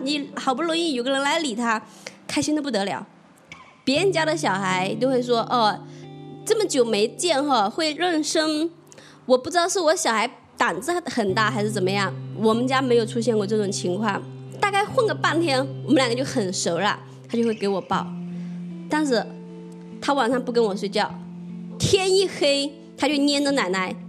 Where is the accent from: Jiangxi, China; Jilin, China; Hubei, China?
Jiangxi, China; also born or lived in Shenzhen; now in Dongguan, China; 我是八三年的，呃，来自江西，现在在东莞上班